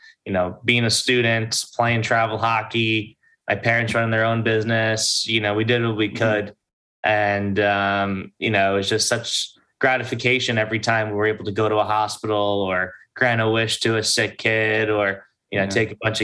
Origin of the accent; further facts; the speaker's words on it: Long Island, New York, United States; I'm from Long Island, and my parents took me to the local children's hospital here